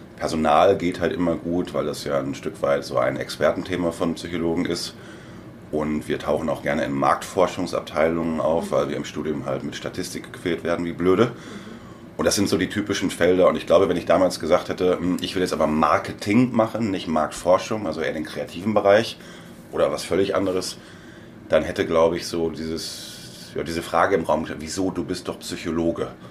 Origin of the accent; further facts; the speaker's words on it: Hamm, North Rhine-Westphalia, Germany; moved away as an adult; also born or lived in Wiesbaden; Ich komme ursprünglich aus Hamm in Westfalen